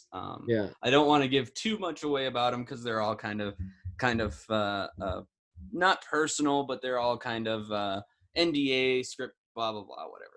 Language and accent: English; Midwest, United States; moved away; I'm from the Midwest originally.